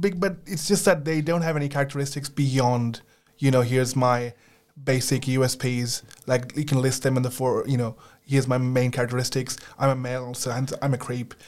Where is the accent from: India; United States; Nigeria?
India; moved away; I grew up in India